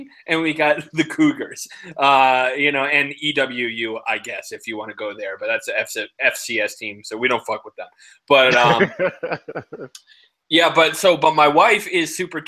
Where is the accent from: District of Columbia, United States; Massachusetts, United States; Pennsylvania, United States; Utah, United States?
Massachusetts, United States; Boston; I'm from Boston